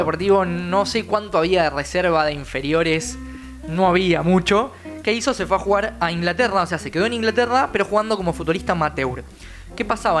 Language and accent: Spanish; Argentina; nosotros como argentinos